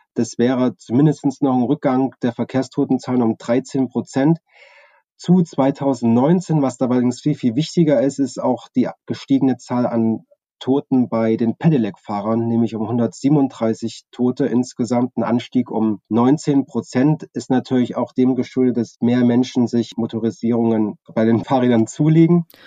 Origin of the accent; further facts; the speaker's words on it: Chemnitz, Saxony, Germany; Ich bin 1982 in Chemnitz geboren